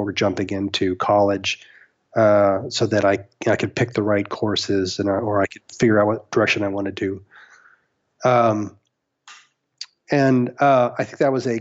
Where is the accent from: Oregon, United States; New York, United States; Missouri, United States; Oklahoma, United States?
Oklahoma, United States; Norman; also born or lived in Houston, Texas; now in Los Angeles, United States; I grew up in Norman, Oklahoma